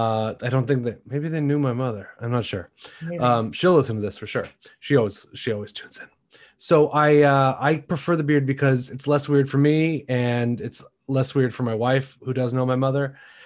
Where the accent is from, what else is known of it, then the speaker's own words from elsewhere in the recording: Shaker Heights, Ohio, United States; also born or lived in Washington, D.C.; I grew up I was born in Washington, D.C. Uh-huh. When I was a baby, I moved to Shaker Heights, Ohio, and that's where I grew up.